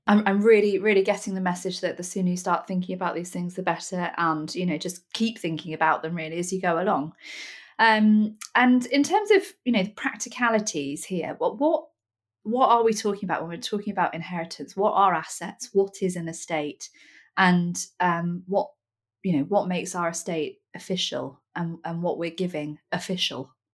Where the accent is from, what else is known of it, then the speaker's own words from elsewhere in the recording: Nottingham, East Midlands, United Kingdom; I'm from Nottingham, which is a very blunt, slightly northern place